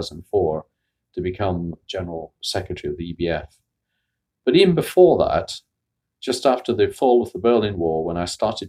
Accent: Scotland, United Kingdom; moved away; also born or lived in Bradford, England / Bristol, England / Oxford, England; I was raised in Scotland

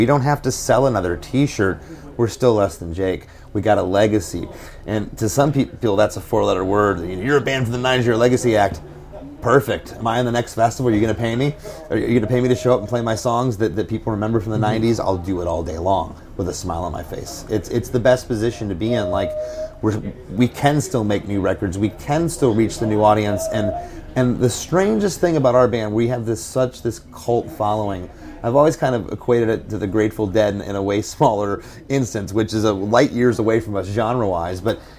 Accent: Florida, United States; It's just, we're from Florida. We were never part of that scene.

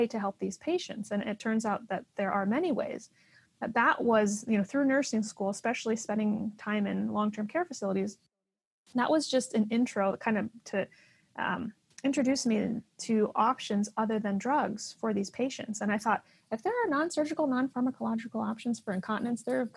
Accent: Iowa, United States; I was born in Iowa in the U.S.

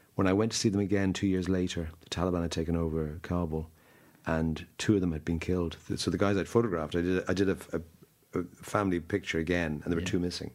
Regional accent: Dublin, Leinster, Ireland; moved away as an adult; now in London, United Kingdom; I'm from Dublin. Grew up in Dublin at the age of whatever twenty three. I left and I never lived here since

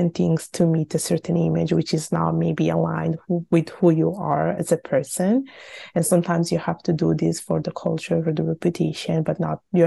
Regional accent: Italy; I was born and raised in Italy, and my parents are from Bangladesh

